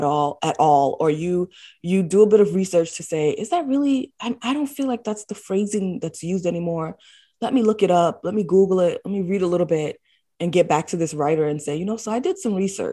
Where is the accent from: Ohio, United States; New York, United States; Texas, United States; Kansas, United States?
New York, United States; New York City; I was born and raised in the Bronx, New York